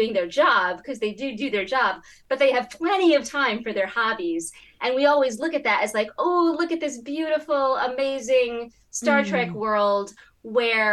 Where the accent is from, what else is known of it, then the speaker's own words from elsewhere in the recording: Connecticut, United States; I'm from Connecticut and I'm also from America.